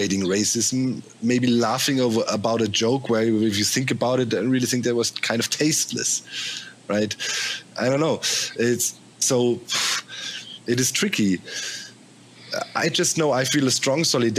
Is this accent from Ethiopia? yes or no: no; Germany; many major cities in Germany had Pershing 2 rockets stationed. My hometown too